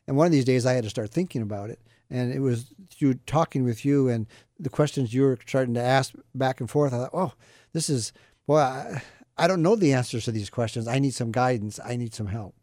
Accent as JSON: {"language": "English", "region": "Midwest", "country": "United States", "tie": "born or raised there", "moved": "yes", "said": "I grew up in the Midwest."}